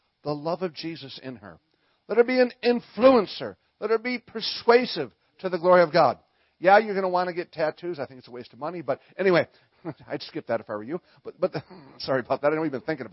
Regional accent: Minnesota, United States; I'm from Minnesota

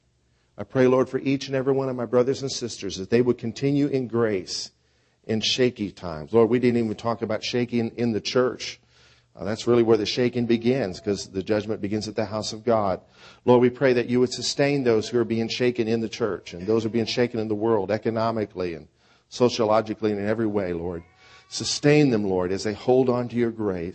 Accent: United States; As American believers

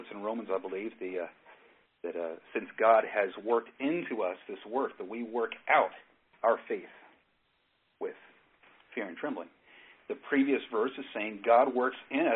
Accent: Northern California, United States; moved away; originally I'm from Northern California. I was born up in Northern California, and I spent much of my growing up off on the coast

